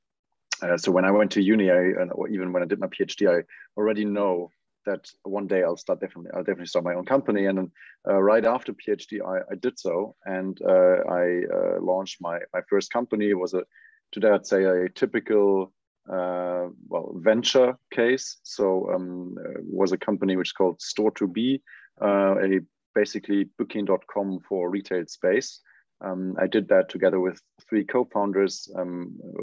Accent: Wiesbaden, Hesse, Germany; born and raised in Wiesbaden, which is a small city in Germany.

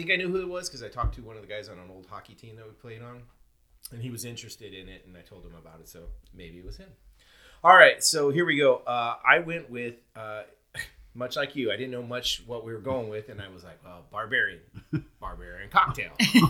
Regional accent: Ireland; No, we call them Irish mules because we're Irish and we use Irish whiskey.

